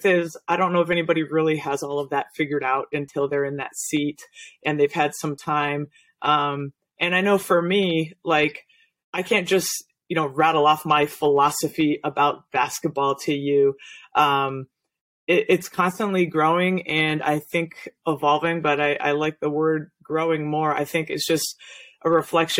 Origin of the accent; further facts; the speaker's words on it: New England, United States; growing up in New England